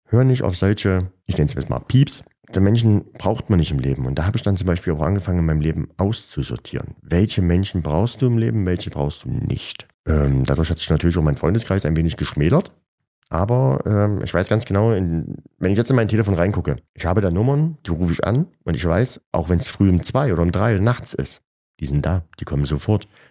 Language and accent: German; Gera, Thuringia, Germany; Ich wurde in Gera geboren und lebe seitdem auch nur in Gera. Ich liebe Gera